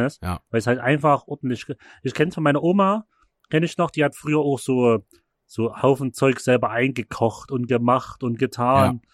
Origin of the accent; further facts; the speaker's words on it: Chemnitz, Saxony, Germany; bei uns in Chemnitz